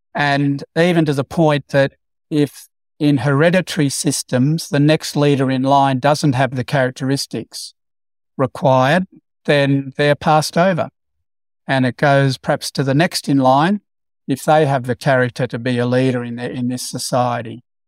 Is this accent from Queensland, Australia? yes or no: no; Broken Hill, New South Wales, Australia; growing up in Broken Hill